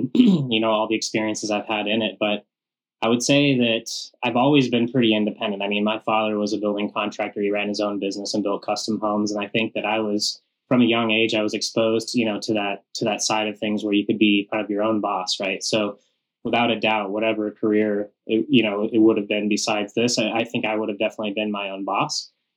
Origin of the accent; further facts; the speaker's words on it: Western Colorado, United States; growing up in Western Colorado